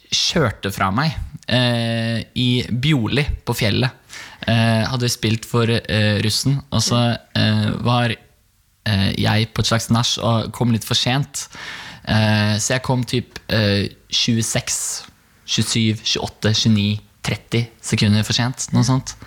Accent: Bærum, Akershus, Norway; Jeg kommer fra Bærum

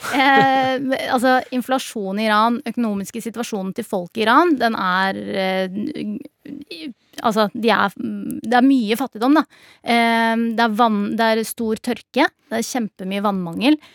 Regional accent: Norway; født og oppvokst her i Norge

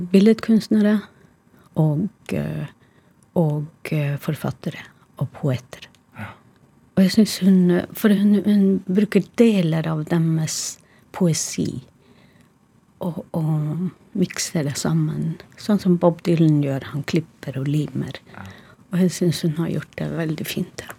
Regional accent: Karasjok, Finnmark, Norway; Karasjok, min hjemby

